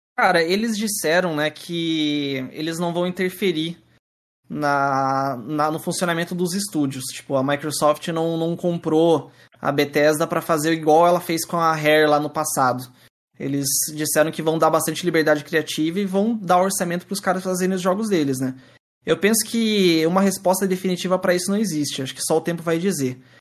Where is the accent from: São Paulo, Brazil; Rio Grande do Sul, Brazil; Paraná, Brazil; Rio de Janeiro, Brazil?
Paraná, Brazil; Curitiba; Eu sou de Curitiba